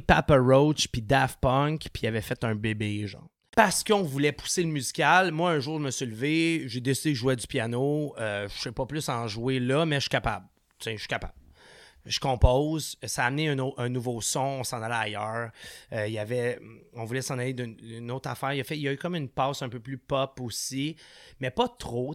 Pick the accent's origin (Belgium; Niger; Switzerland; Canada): Canada; Sainte-Julie, Quebec; on a grandi ensemble à Saint julie